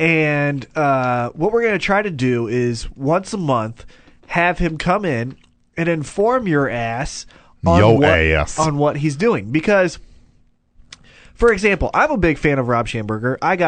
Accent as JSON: {"language": "English", "town": "Kansas City", "region": "Missouri", "country": "United States", "said": "Hey, we're from Kansas City"}